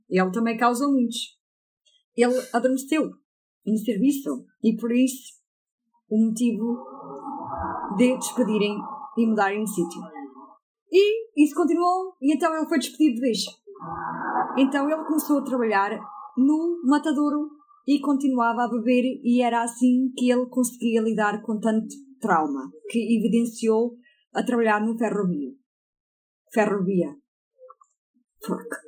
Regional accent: England, United Kingdom; Portuguese is a second language; Ei, tu compreendes que o meu português é assim um bocado.

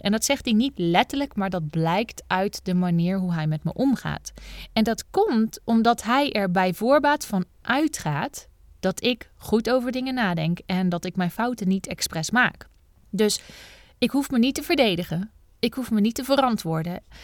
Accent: Bergen op Zoom, North Brabant, Netherlands; ik ben geboren in Bergen op Zoom

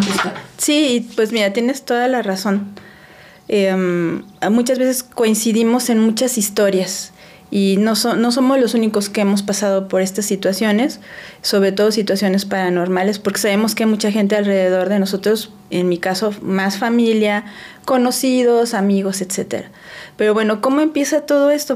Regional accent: Puebla, Mexico; moved away as an adult; also born or lived in Mexico City / Celaya; now in Aguascalientes, Mexico; crecí prácticamente 30 años de mi vida, viví en Puebla pero aunque nací en la Ciudad de México como ustedes

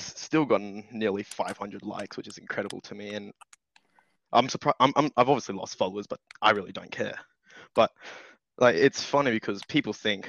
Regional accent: Australia; I'm Australian

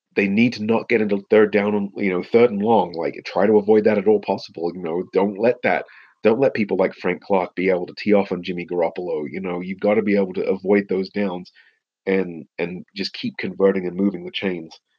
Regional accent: England, United Kingdom; also born or lived in United States; I was actually raised in England

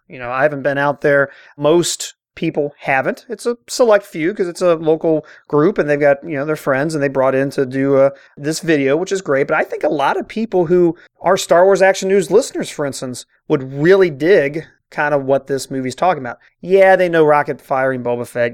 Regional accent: Cincinnati, Ohio, United States; I'm born and raised in Cincinnati

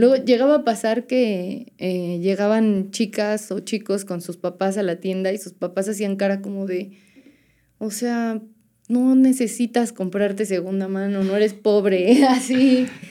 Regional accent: Puebla, Mexico; moved away as an adult; now in San Andrés Cholula, Mexico; yo soy de Puebla

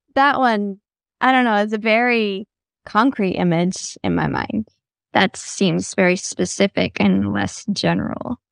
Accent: the South, United States; I grew up in the South

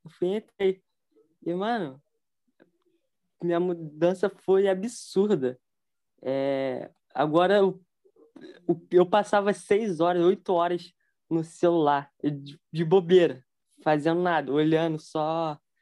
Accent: Rio de Janeiro, Brazil; sou do Rio de Janeiro

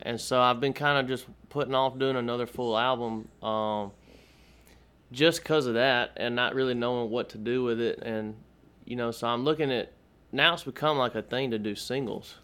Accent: Mississippi Delta, United States; moved away as an adult; now in Austin, United States; I was born and raised in Mississippi and okay. um, moved to Austin uh, March of last year

